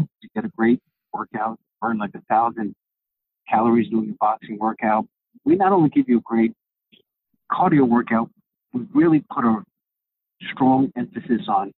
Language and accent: English; New York City, New York, United States; Okay, well … I was born and raised in New York City. I am from Greek descent.